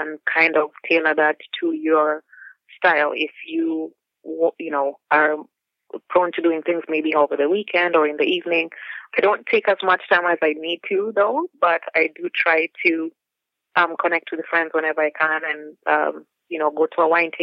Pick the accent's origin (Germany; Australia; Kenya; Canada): Kenya; Nairobi; moved away as an adult; now in Wisconsin, United States; I grew up in Nairobi and I came as a student